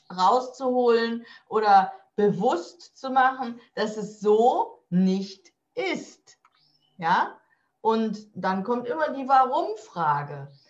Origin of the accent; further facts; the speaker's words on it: Rhineland, Germany; Ich komme ja aus dem Rheinland.